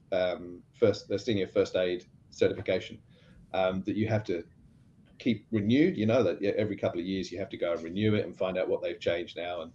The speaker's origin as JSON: {"language": "English", "country": "Australia"}